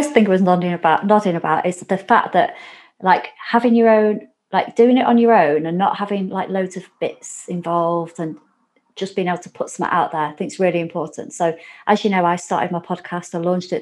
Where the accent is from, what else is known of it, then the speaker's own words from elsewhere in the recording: Warrington, North West England, United Kingdom; we're both from Warrington